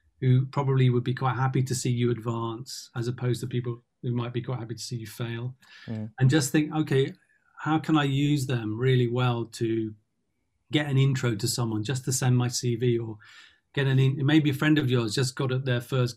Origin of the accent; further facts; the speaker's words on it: London, United Kingdom; growing up in Tottenham, for me, my world was very diverse.